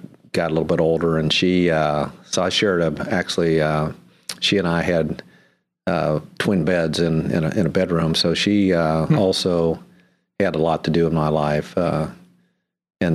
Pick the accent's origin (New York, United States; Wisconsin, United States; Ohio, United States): Ohio, United States; Cincinnati; I was born in Cincinnati, Ohio, 1942, in Bethesda Hospital there.